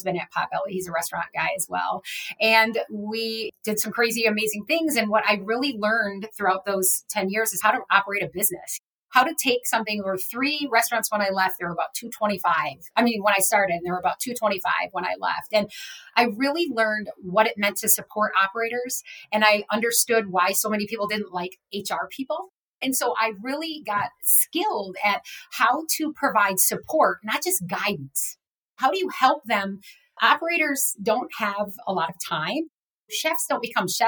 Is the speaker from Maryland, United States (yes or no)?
no; Rockford, Illinois, United States; moved away as an adult; I went to work for a little Dairy Queen in my hometown of Rockford, Illinois